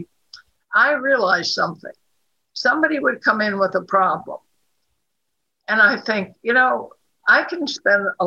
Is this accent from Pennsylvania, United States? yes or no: yes; Pittsburgh, Pennsylvania, United States; also born or lived in Washington; now in Sarasota, United States; I grew up there and have a great deal of affection for Pittsburgh